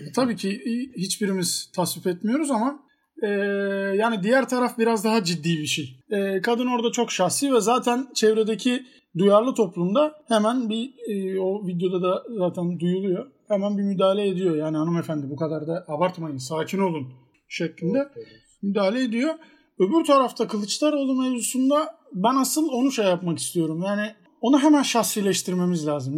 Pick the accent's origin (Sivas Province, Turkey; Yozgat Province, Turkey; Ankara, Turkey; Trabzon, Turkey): Trabzon, Turkey; ben de Trabzonluyum. Yani Fenerbahçeliyim ama Trabzonluyum.